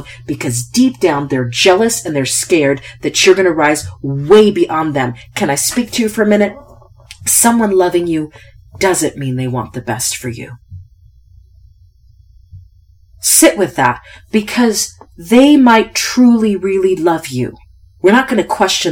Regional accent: United States; I won the ovarian lottery by being born an American

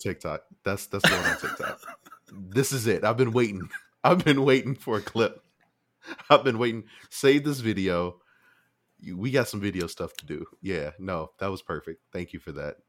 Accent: Chicago, Illinois, United States; I'm from Chicago

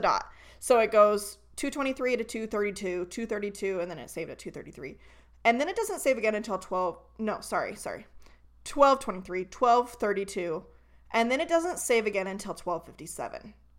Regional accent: Northern California, United States; now in Idaho, United States; we grew up in Northern California

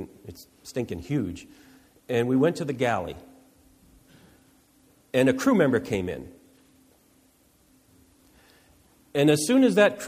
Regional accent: Boston, Massachusetts, United States; also born or lived in New Jersey; I was born in New Jersey, but I grew up in the Boston area.

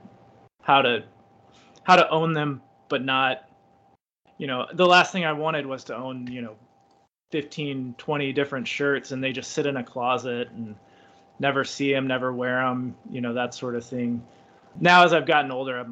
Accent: United States; I'm American

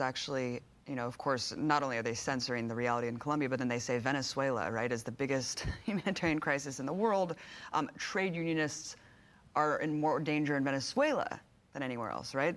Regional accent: United States; speaking as an American

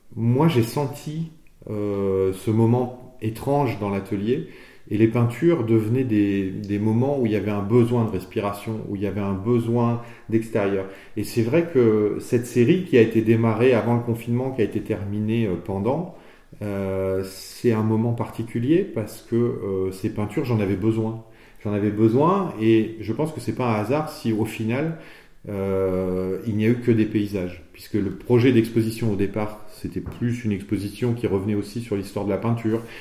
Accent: Limousin, Nouvelle-Aquitaine, France; je suis originaire du Limousin

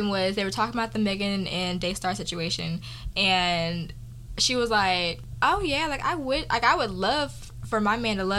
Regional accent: Texas, United States; moved away; I'm from Texas, y'all.

